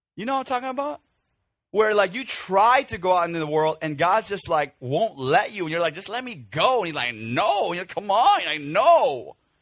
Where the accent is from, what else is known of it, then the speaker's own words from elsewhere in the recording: Chicago, Illinois, United States; moved away; when I was growing up in the Korean church of Chicago